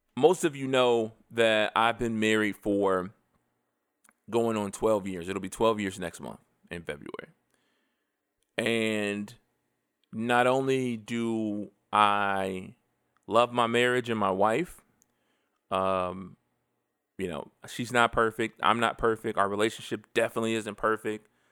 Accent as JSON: {"language": "English", "country": "United States", "said": "I am an American."}